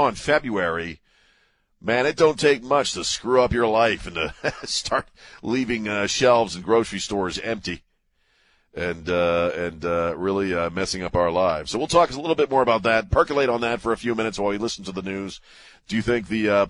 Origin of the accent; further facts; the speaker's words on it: Maryland, United States; moved away; my home state of Maryland